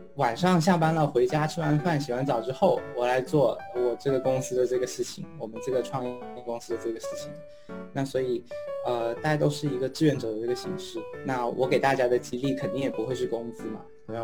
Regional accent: China; moved away as an adult; also born or lived in Pittsburgh, United States; now in United States; 反正没有人觉得我是中国人

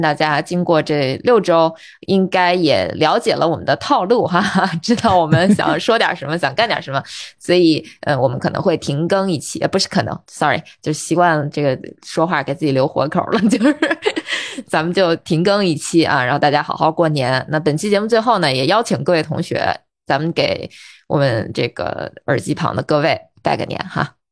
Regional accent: Baotou, Inner Mongolia, China; now in Beijing, China; 你像我家啊，我是内蒙人，我包头人

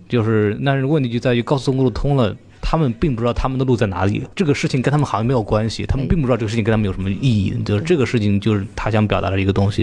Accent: Jiangnan countryside, China; now in Shanghai, China; 就我的老家是在江南的农村嘛

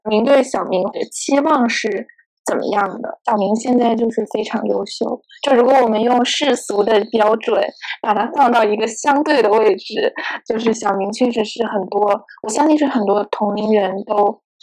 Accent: Guangzhou, Guangdong, China; 我和芝芝可能成长在广州

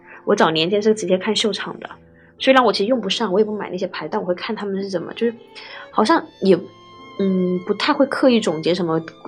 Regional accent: China; 我们中国人社交，其实你要什么，我都饭桌上聊嘛。

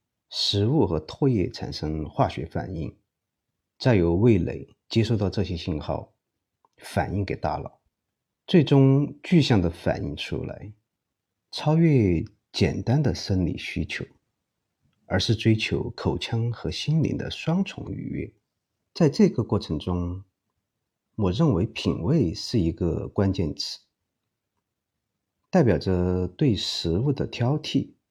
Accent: Chengdu, Sichuan, China; 是因为我认为作为一个成都人，教大家做地道的老川菜，应该用标准的成都话，这样才是最贴切的。

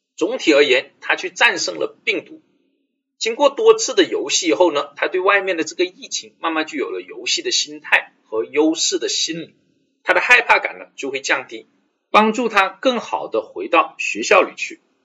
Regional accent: China; 我们中国人

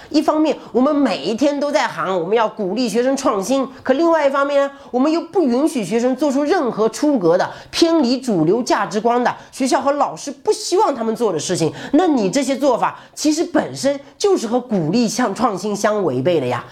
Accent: mountainous area of southern Zhejiang, China; 我这种在浙南山区里长大的孩子

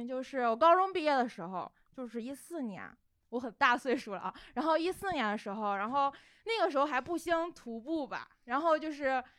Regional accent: southern Hebei, China; 然后我爸当我家是河北的，而且河北南端。

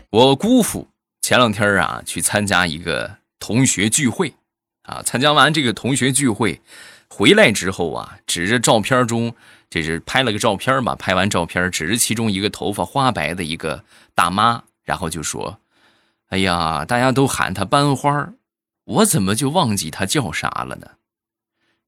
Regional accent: Shandong, China; 我们山东

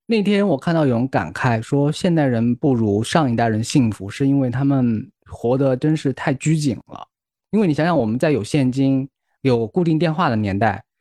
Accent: Guiyang, Guizhou, China; moved away; 因为我是贵阳出来的嘛，贵阳是一个很奇葩的城市

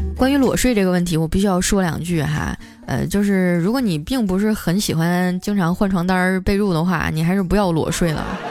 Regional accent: Northeast China, China; moved away; 我也是东北人，我是丹东爱养的

